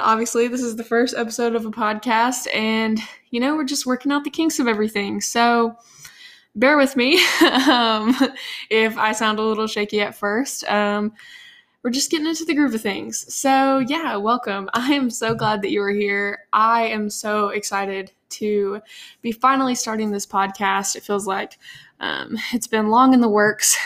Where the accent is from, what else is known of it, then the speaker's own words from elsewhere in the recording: Nashville, Tennessee, United States; grow up here in Nashville